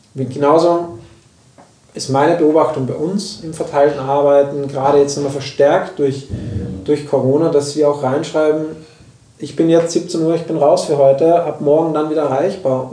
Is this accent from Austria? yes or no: yes; Austria; moved away; ich komme aus Österreich